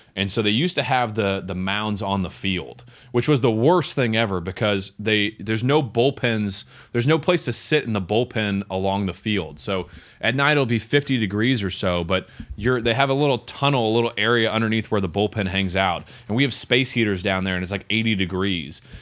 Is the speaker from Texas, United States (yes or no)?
yes; Texas, United States; I'm from Texas